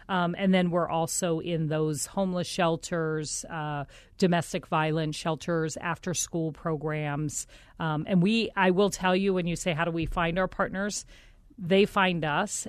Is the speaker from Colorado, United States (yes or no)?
yes; Colorado, United States; moved away; also born or lived in Philadelphia, Pennsylvania / Omaha, Nebraska; I was born back in Philadelphia and our family moved us to Colorado